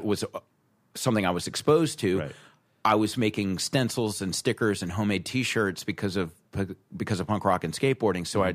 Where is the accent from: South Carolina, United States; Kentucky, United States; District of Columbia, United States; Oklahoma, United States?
South Carolina, United States; moved away as an adult; also born or lived in Rhode Island; I'm from South Carolina, where it's, it's very traditional art